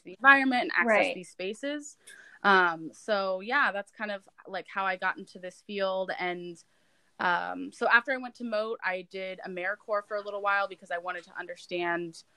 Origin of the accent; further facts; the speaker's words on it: Ohio, United States; moved away; I grew up in Ohio